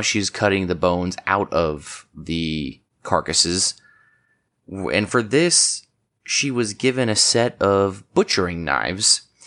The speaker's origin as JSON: {"language": "English", "country": "United States", "said": "I'm from Washington"}